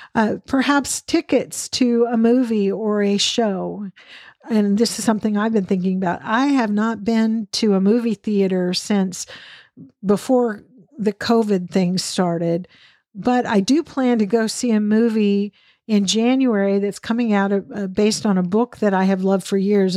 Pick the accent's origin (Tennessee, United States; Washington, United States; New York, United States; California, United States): Washington, United States; Western Washington State, United States; also born or lived in Texas; now in Dallas area, Texas, United States; I grew up in Western Washington State where the ocean was, you know, not far away at all